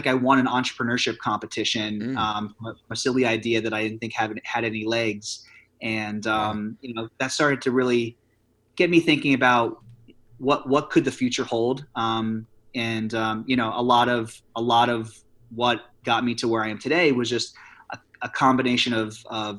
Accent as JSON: {"language": "English", "town": "Forty Fort", "region": "Pennsylvania", "country": "United States", "tie": "born or raised there", "moved": "yes", "lives_now": "New York City, United States", "said": "a small town called Forty Fort, Pennsylvania, which is about 15 to 20 minutes south of Scranton"}